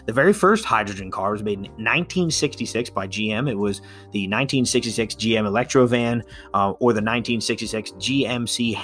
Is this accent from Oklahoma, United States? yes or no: no; Pennsylvania, United States; my home state of Pennsylvania